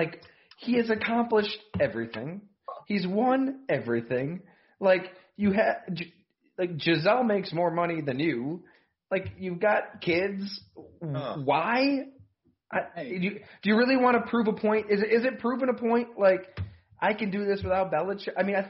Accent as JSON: {"language": "English", "town": "Ellicottville", "region": "New York", "country": "United States", "said": "I'm from Ellicottville."}